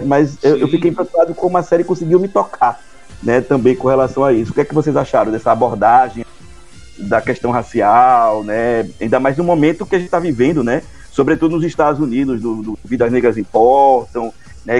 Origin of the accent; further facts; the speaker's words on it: Ceará, Brazil; Sou de, do Ceará